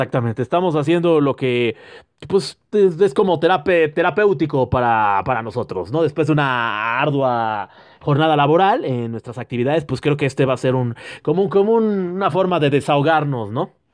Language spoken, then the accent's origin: Spanish; Mexico; nosotros como somos vergueros, como buen mexicano